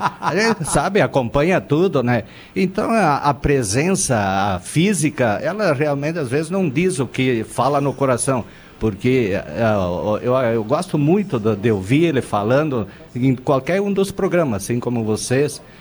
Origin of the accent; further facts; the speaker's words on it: Gaúcho, Rio Grande do Sul, Brazil; moved away; also born or lived in Paraná / Santa Catarina; nós que somos gaúchos, que eu já morei no Paraná